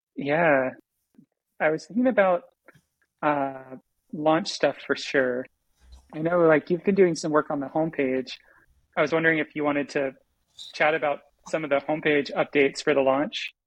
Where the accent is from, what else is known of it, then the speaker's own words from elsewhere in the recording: Florida, United States; I took seven years of Spanish because I grew up in Florida